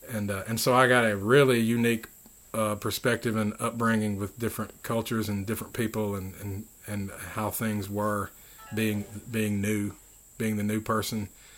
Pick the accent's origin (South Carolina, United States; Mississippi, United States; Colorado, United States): Mississippi, United States; Philadelphia; born there; also born or lived in Goose Creek / Washington; I was born here in Philadelphia, Mississippi. And my youth, I traveled around with my parents.